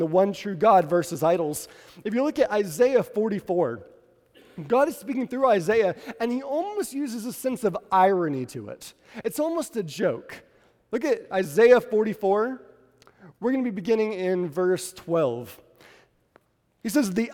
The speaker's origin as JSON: {"language": "English", "region": "New England", "country": "United States", "moved": "yes", "lives_now": "Southern United States", "said": "I'm from New England"}